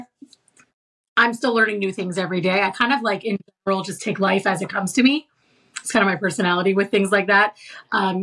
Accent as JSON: {"language": "English", "town": "Seattle", "region": "Washington", "country": "United States", "also_born_or_lived": "New York", "moved": "as an adult", "said": "I'm from Seattle. I went back to Seattle with my mom"}